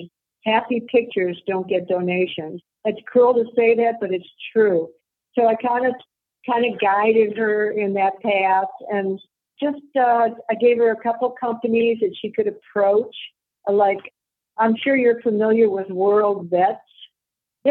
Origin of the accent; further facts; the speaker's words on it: Las Vegas, Nevada, United States; now in Monterrey, Mexico; I'm from Vegas.